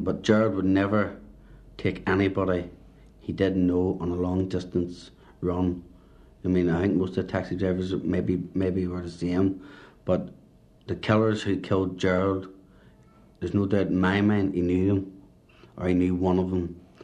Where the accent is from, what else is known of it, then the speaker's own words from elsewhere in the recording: Belfast, Northern Ireland, United Kingdom; also born or lived in Antrim; I was brought up in Belfast, Shankill Road